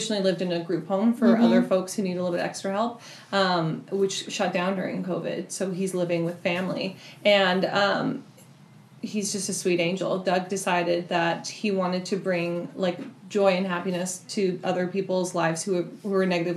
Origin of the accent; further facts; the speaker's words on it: British Columbia, Canada; moved away as an adult; also born or lived in New York / Seattle; now in Vashon, United States; I grew up just over the border in BC.